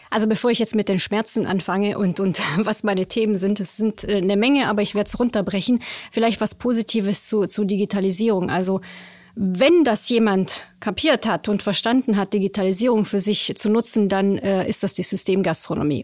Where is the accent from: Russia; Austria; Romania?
Romania; now in Germany; Ich komme aus Rumänien